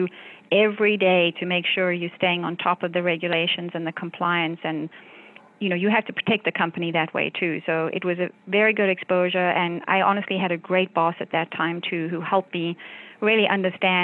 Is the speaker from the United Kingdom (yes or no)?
no; South Africa; moved away as an adult; now in United States; I grew up in South Africa